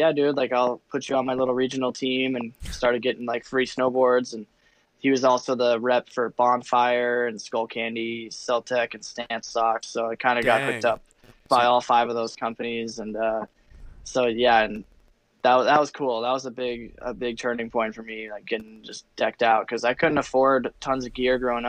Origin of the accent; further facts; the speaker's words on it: Telluride, Colorado, United States; born and raised in Telluride, so started out there